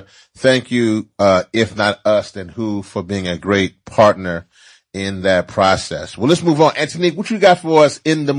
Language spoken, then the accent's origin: English; Louisiana, United States; in my home state of Louisiana